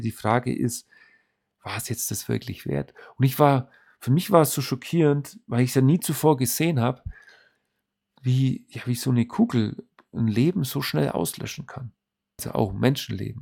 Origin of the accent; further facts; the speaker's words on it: Germany; bei uns in Deutschland